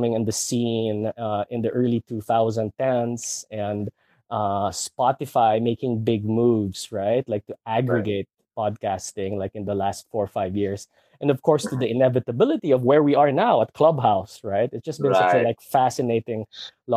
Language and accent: English; Manila, Metro Manila, Philippines; growing up in Manila